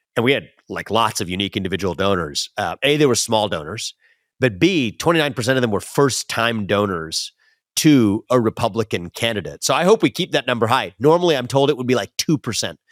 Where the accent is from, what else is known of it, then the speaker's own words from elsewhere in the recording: West Chester, Ohio, United States; where I grew up in Westchester, Ohio